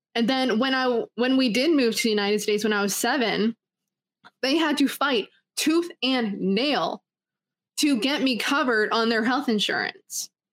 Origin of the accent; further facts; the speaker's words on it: Canada; I was born in Canada